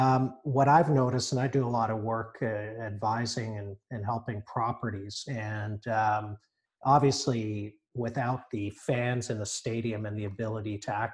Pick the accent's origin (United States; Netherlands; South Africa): South Africa; Johannesburg, Gauteng; now in Canada; I was born in Johannesburg